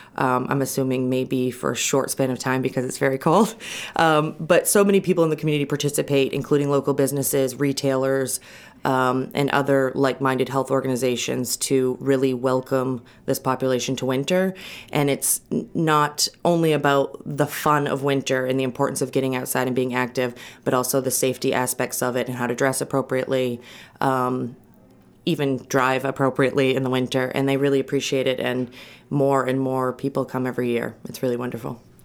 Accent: Lincoln, Maine, United States; also born or lived in Portland, Maine; I grew up in Lincoln, which is, um, sort of mid Upper Penobscot County

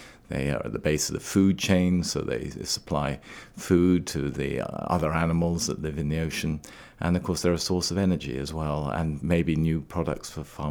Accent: Trinidad & Tobago; also born or lived in Scotland, United Kingdom; now in Maine, United States; I was born and grew up in the West Indies on the island of Trinidad

